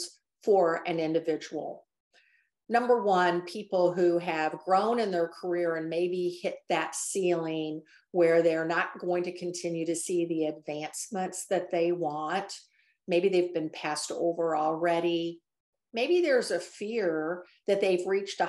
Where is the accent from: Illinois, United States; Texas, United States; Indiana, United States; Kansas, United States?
Illinois, United States; central; moved away as an adult; also born or lived in Nashville, Tennessee; I just relocated about a year ago back to my hometown in central Illinois to be near family.